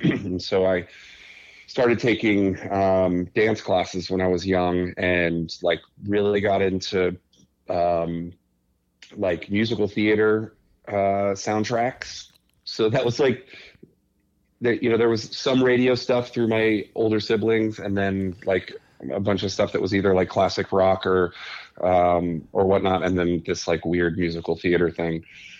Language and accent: English; Gainesville, Florida, United States; born there; also born or lived in Boston / Wisconsin / Little Rock; I was born in Gainesville, Florida, lived in just outside of Boston early on in first grade, and then rural Wisconsin for several years before moving to Little Rock, Arkansas in the summer before seventh grade.